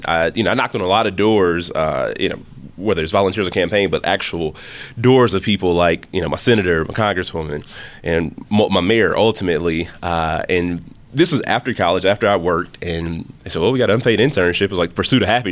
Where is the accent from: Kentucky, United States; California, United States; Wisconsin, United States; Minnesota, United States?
Wisconsin, United States; Milwaukee; also born or lived in Alabama; born and raised in the city of Milwaukee